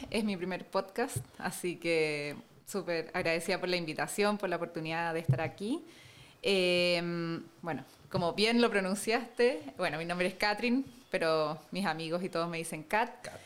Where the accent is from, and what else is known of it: Chile; born or raised there; also born or lived in Germany / Spain